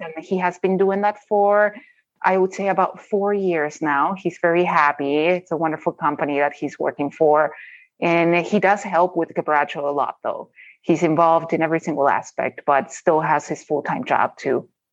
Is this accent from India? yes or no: no; Rosario, Santa Fe, Argentina; moved away as an adult; also born or lived in Colorado; now in Minnesota, United States; I grew up in a city called Rosario in Argentina